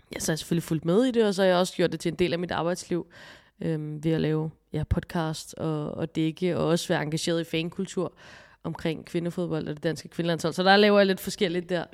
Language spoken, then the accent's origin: Danish; Copenhagen, Capital Region of Denmark, Denmark; nu er jeg her fra København